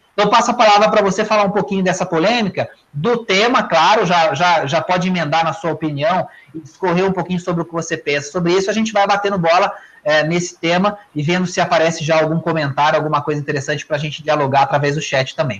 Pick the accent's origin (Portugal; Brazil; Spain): Brazil; interior of Minas Gerais; accent: Mineirinho do interior; um sotaque que é o meu, que é do Mineirinho do interior